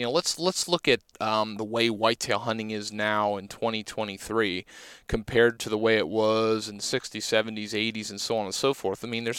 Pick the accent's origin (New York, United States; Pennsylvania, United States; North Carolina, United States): Pennsylvania, United States; Because I'm from Pennsylvania and we have a season solely dedicated to the flintlock